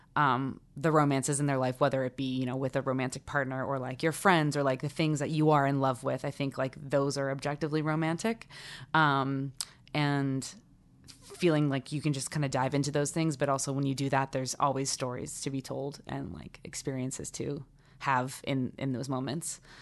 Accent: South Carolina, United States; I'm from South Carolina

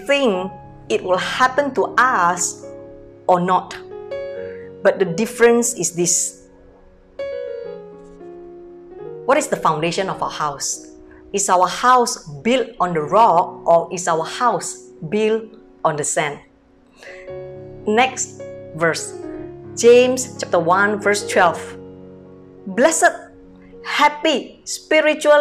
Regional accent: Medan, North Sumatra, Indonesia; moved away as an adult; now in Singapore; I came from Medan, North Sumatra, born in a very poor family

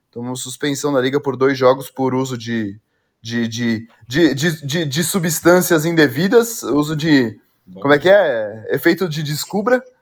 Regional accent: São Paulo, Brazil; sou de São Paulo, ali aí, na Vila Formosa, Tatuapé

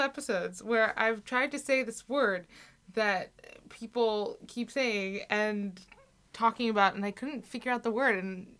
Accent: Israel; accent: American; also born or lived in United States; I was born in the States. We moved to Israel when I was two, so I'm not American at all, really. And in Israel, I'm considered an American. And here, because my accent is very heavily American, I'm considered American.

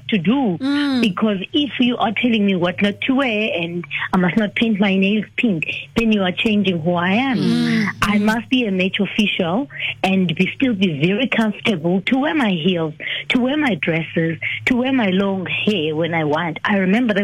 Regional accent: Eastern Cape, South Africa; I'm coming from the Eastern Cape

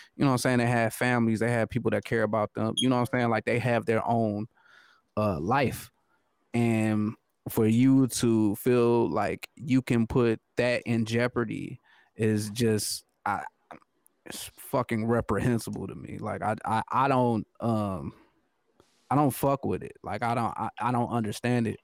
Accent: United States; I'm American

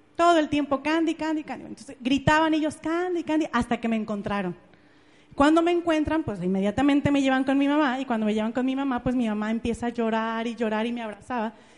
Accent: Ameca, Jalisco, Mexico; yo soy de Ameca, es un pueblito que está en Jalisco, está como a una hora de Guadalajara, es un pueblito muy bonito, y yo nací ahí hace tal cual 31 años.

